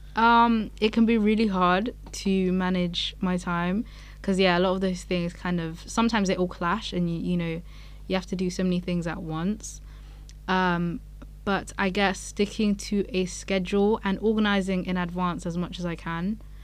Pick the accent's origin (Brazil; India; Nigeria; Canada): Nigeria; now in Edinburgh, United Kingdom; I'm African myself, I'm Nigerian